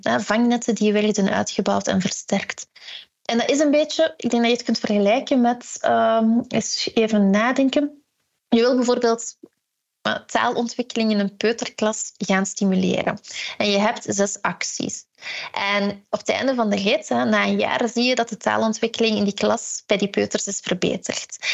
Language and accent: Dutch; Ghent area, Flanders, Belgium; ik ben zelf van het Gentse